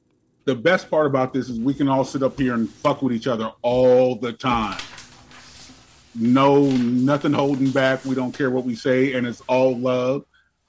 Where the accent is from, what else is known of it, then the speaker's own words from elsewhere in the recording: Jamaica; I'm Jamaican.